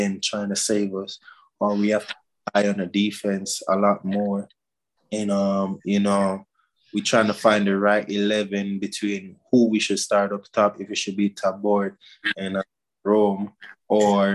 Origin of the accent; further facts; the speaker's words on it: Jamaica; moved away; I'm a Jamaican.